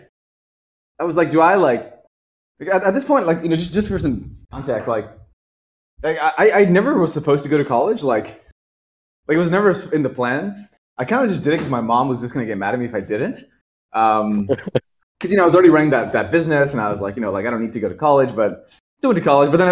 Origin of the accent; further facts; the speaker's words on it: Pembroke Pines, Florida, United States; also born or lived in Pakistan; now in San Francisco, United States; I grew up in outside of Miami, like a small suburb called Pembroke Pines. I guess I originally came from Pakistan and came here and I was I was around 8 and then grew up outside of Miami